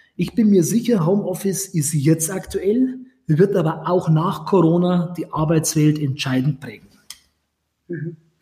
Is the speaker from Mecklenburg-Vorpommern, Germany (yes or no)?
no; Grafing, Bavaria, Germany; in den Stadtrat meiner Heimatstadt Grafing gewählt wurde